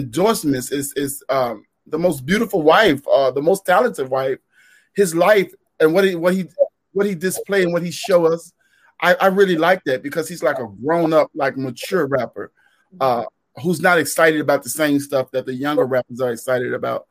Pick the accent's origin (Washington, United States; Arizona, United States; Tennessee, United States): Tennessee, United States; Memphis; I'm from Memphis, Tennessee, in an area called Orange Mound